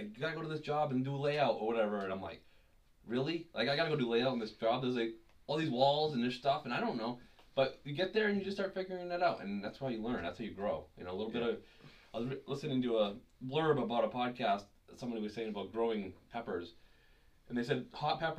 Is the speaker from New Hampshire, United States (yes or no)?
yes; Rindge, New Hampshire, United States; moved away as an adult; also born or lived in Fitchburg, Massachusetts / Georgia; been living here in this small town for, well, most of my life